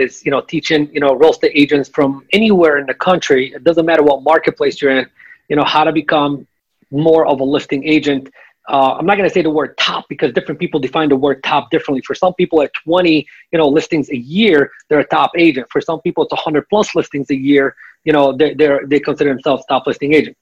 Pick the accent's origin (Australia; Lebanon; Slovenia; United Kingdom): Lebanon; I'm Lebanese. I'm from Lebanon.